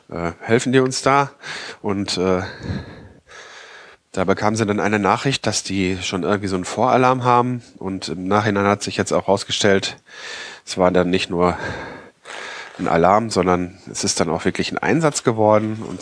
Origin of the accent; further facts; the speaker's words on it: North Rhine-Westphalia, Germany; Ausländeranteil insgesamt äh, nie, wesentlich niedriger ist als im Nordrhein-Westfalen, wo ich aufgewachsen bin.